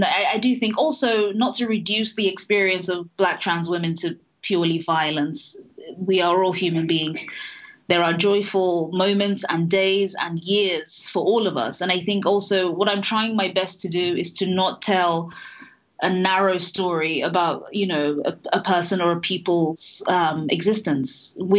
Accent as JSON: {"language": "English", "country": "Nigeria", "lives_now": "United Kingdom", "said": "I am a foreigner, I'm an immigrant, mm-hmm, I'm Nigerian, I am British, I have this accent."}